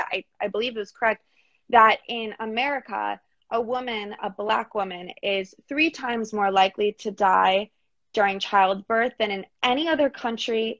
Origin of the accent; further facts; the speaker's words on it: Eastern Connecticut, United States; I'm from Eastern Connecticut.